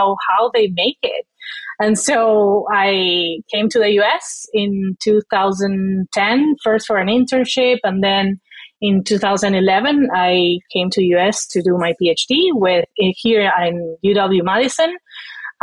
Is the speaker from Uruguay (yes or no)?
yes; Uruguay; moved away as an adult; also born or lived in Florida; now in Wisconsin, United States; I am originally from Uruguay, as you said. I was raised more as a city girl than a farm girl